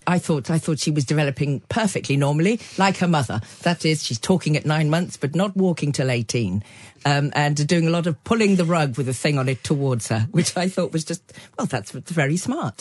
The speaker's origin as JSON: {"language": "English", "area": "Cotswolds", "region": "South West England", "country": "United Kingdom", "tie": "born or raised there", "said": "I grew up in the Cotswold, Cotswolds in the sixties and early seventies"}